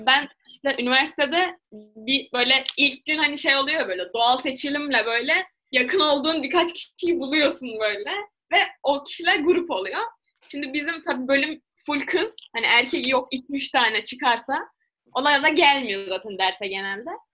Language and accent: Turkish; Turkey; evet Türk'üm